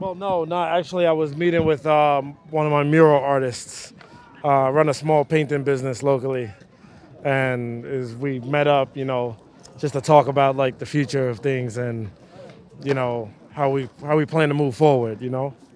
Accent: New York City, New York, United States; as a young kid growing up in Bed-Stuy, Brooklyn

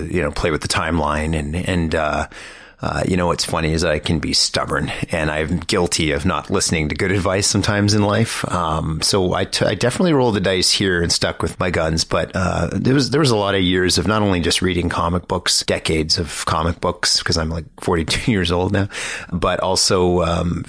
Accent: Sudbury, Ontario, Canada; now in Toronto, Canada; I grew up in Canada, I grew up in Sudbury, and I've lived in Toronto since 99

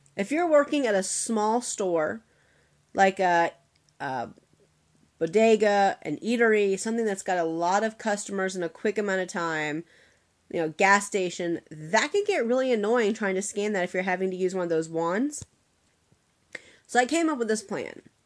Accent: Atlanta, Georgia, United States; I'm born and raised in Atlanta

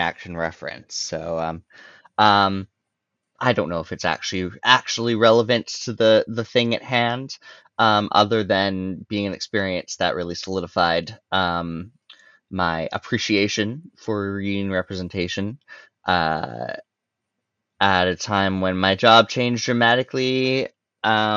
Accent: Alberta, Canada; I come from Alberta and I'm in Alberta

